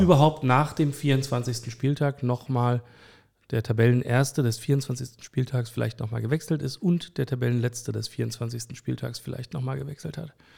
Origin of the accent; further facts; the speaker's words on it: Berlin, Germany; ich bin Autor aus Berlin, geboren am Stadtrand